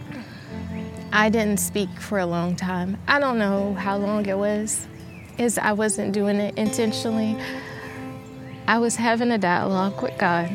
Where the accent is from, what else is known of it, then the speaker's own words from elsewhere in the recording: Lumberton, North Carolina, United States; I grew up in Lumberton, North Carolina, south side of Lumberton, North Carolina